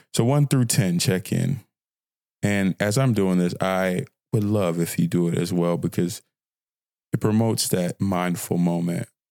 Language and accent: English; Fort Worth, Texas, United States; also born or lived in Nigeria; a fine young brother from Fort Worth, Texas, by way of Nigeria, 'cause I'm Nigerian, but I'm from here